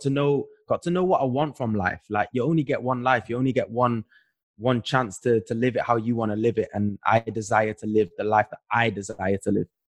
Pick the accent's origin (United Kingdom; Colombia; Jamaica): United Kingdom; Manchester, North West England; moved away as an adult; when we are growing up in Manchester, when you're growing up where we grew up